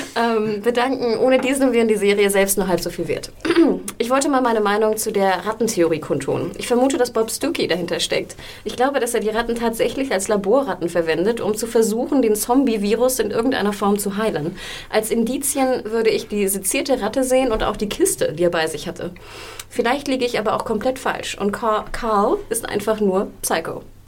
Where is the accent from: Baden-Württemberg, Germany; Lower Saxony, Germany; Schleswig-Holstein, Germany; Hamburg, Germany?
Hamburg, Germany; now in Berlin, Germany; aus Hamburg, aus meiner Heimat